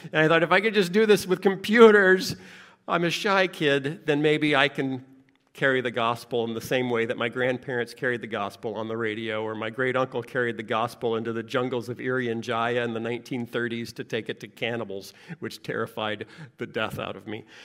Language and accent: English; United States; I grew up in America